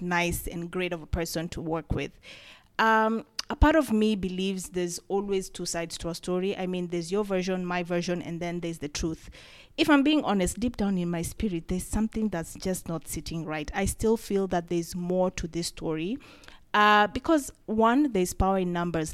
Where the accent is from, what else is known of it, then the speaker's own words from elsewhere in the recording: Kenya; As a Kenyan and as a creative